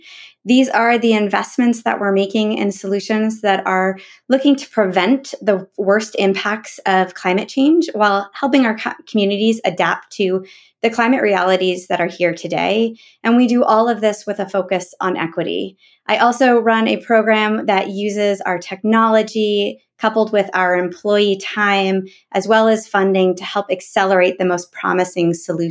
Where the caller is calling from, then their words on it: Bend, Oregon, United States; I'm calling in from Bend, Oregon.